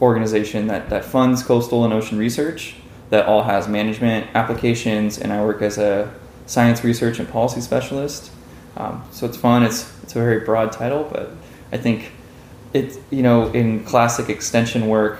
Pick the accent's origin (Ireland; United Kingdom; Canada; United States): United States; Los Angeles, California; I grew up in Westchester. It's this little town in Los Angeles right by LAX